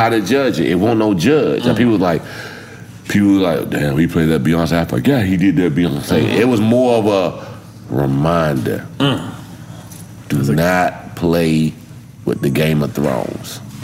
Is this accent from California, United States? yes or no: no; Virginia, United States; I'm from Virginia.